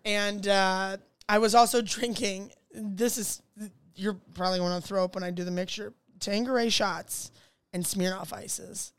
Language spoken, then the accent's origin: English; Ohio, United States; moved away; I'm from Ohio